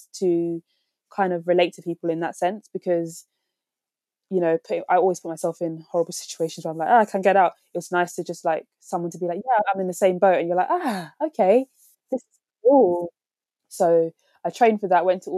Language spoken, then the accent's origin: English; London, United Kingdom; I'm from West London